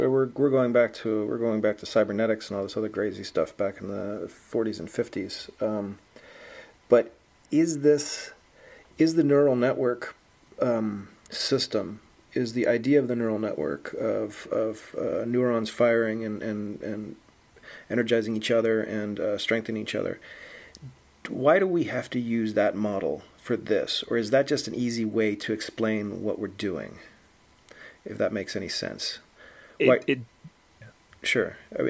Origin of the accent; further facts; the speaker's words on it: England, United Kingdom; Am I going to be calling into British Airways, and if it knows I'm from England, it's going to be nicer to me, or what's the situation?